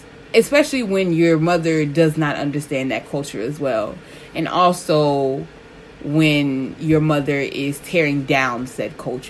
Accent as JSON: {"language": "English", "town": "Chicago", "region": "Illinois", "country": "United States", "tie": "born or raised there", "said": "I spent 14 years on the South Side and then like the rest of my life on the South Suburbs. So, I mean, I grew up in the South Side"}